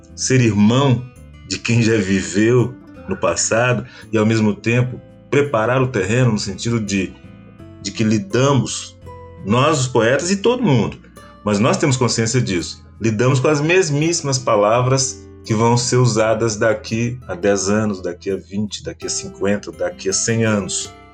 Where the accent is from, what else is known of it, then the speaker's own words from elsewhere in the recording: Brazil; eu posso me colocar como brasileiro negro